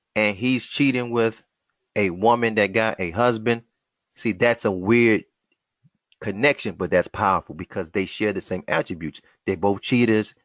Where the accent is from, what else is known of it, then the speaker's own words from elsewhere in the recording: United States; Black American males raised, born, living, moving in the wilderness of North America